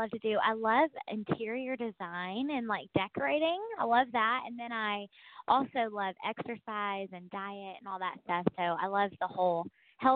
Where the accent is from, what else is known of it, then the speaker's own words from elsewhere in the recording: Leiper's Fork, Tennessee, United States; I grew up in Leaper's Fork